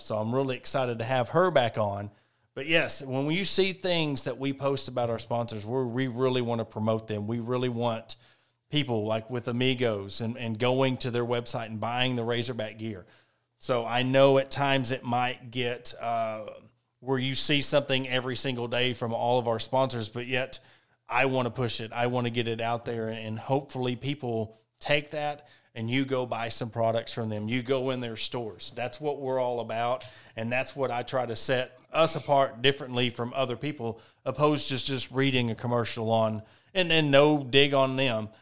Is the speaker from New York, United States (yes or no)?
no; Ozark, Arkansas, United States; born and raised in Ozark, I'm an Ozark guy.